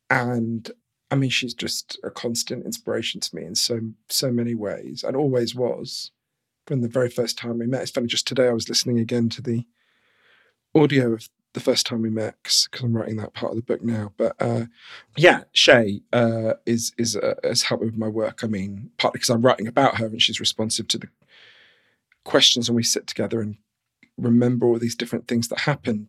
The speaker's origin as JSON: {"language": "English", "region": "London", "country": "United Kingdom", "tie": "born or raised there", "said": "So I grew up in London, in a kind of middle-class suburb of London."}